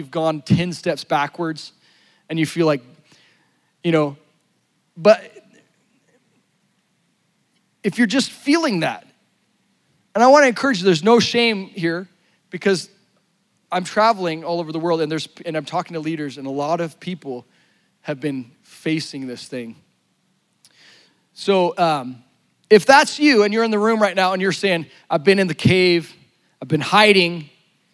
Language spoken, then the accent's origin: English; La Grande, Oregon, United States; born or raised there